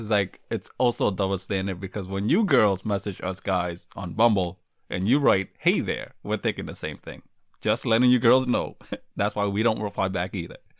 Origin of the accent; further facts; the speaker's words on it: United States; I was raised in America. I wasn't born here, though